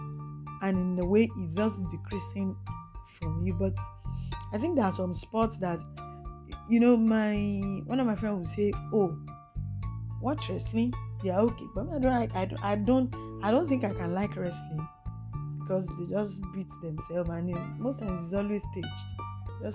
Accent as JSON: {"language": "English", "country": "Nigeria", "said": "Nigeria is my country. I live in Nigeria"}